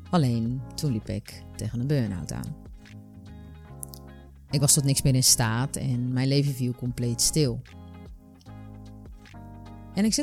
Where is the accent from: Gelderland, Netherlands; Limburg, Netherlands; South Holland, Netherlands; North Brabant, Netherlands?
South Holland, Netherlands; Rotterdam; ik ben 31 jaar en ik kom uit Rotterdam.